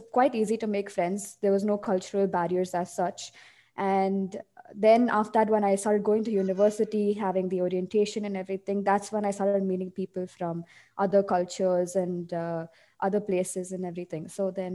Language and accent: English; India; now in Dubai, United Arab Emirates; what I grew up with back in India